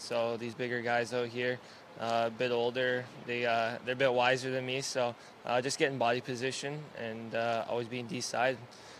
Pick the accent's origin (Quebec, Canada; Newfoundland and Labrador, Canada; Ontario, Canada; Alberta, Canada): Alberta, Canada; Calgary; my parents will make the trip up and get to watch because we're from Calgary, obviously.